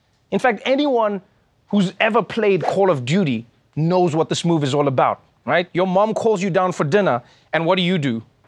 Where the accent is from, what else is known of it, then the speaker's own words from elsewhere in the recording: South Africa; now in New York, United States; which is a thing I didn't know when I came from South Africa. In South Africa, we're ready for anything all the time.